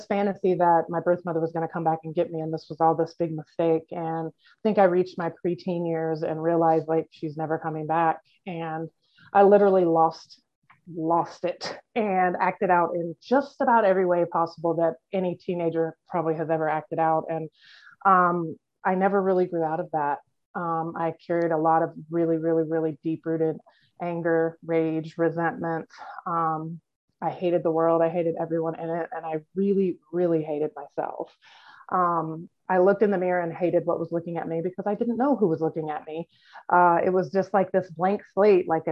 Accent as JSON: {"language": "English", "region": "Iowa", "country": "United States", "tie": "born or raised there", "said": "I grew up in Iowa in a closed adoption"}